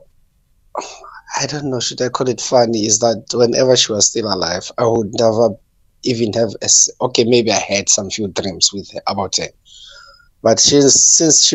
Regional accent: Free State, South Africa; now in Limpopo, South Africa; I'm from Free State. I'm working in Limpopo

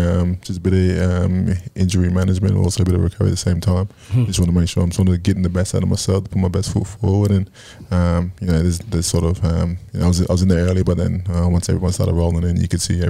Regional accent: Brisbane, Queensland, Australia; In Brisbane.

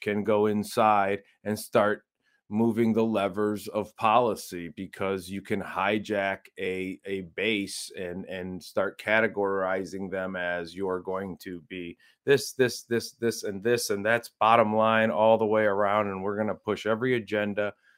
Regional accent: Northern Ohio, United States; moved away; I'm from Northern Ohio

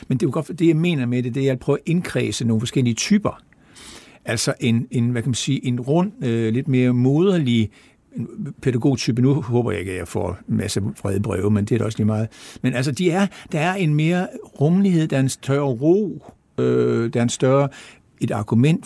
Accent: Esbjerg, Southern Denmark, Denmark; kommer jeg fra Esbjerg og har levet der altid

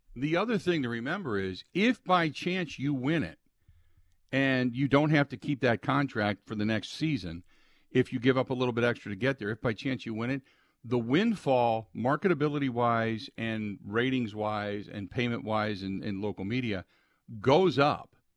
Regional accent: Cincinnati, Ohio, United States; moved away; growing up in Cincinnati, I had seventy-five and seventy-six in the Big Red Machine

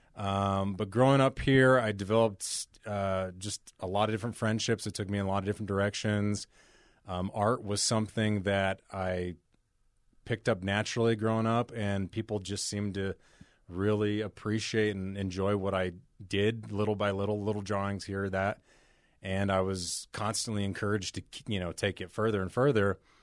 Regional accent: Salt Lake City, Utah, United States; I grew up here in Salt Lake, first generation

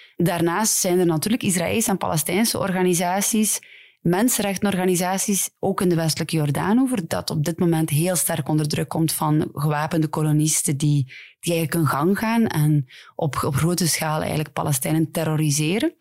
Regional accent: Ghent, Flanders, Belgium; Ik ben van Gent, dus ik ken vooral de Gentse scène

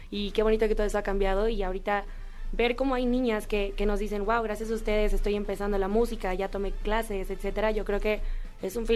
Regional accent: Mexico; yo creo que como mexicanas y como mujeres es bonito ir construyendo eso, ir poniendo ahí como la banderita de México por todos lados

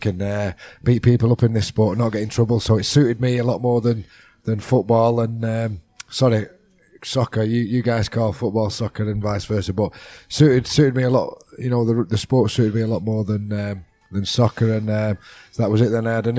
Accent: Salford, North West England, United Kingdom; moved away as an adult; also born or lived in Australia; I'm very proud of coming from Salford

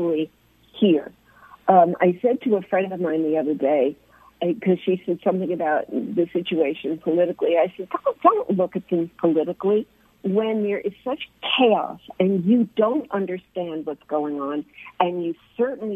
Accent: United States; now in Jerusalem, Israel; I'm an American

